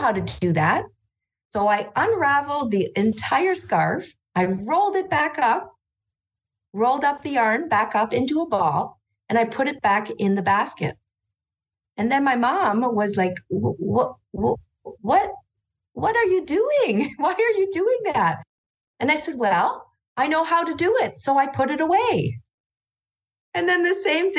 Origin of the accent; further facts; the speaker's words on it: Orléans, Ontario, Canada; I grew up in Orleans, which is now a city, just outside of Ottawa in Ontario, Canada